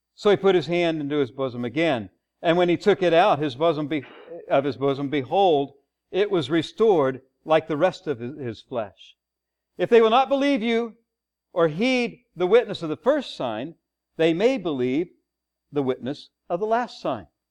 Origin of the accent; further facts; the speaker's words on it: Texas, United States; I'm from the South, right? Uh-huh, yeah. Well, Texas, it's not really South.